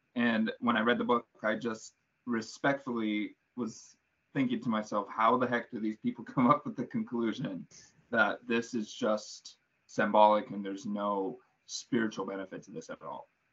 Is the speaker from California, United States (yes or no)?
yes; Southern California, United States; moved away as an adult; now in Minnesota, United States; I'm from Southern California, but I go to school in Minnesota